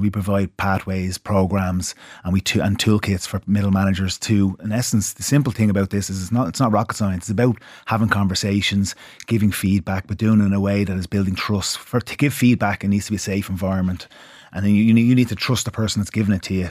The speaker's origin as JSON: {"language": "English", "country": "Ireland", "said": "being Irish"}